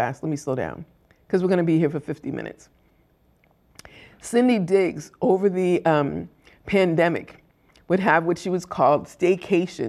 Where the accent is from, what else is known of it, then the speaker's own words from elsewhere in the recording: Boston, Massachusetts, United States; growing up in Boston